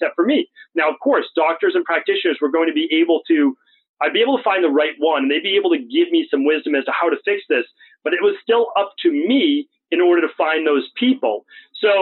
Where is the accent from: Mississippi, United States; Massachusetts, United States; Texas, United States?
Massachusetts, United States; right outside of Boston; where I grew up in right outside of Boston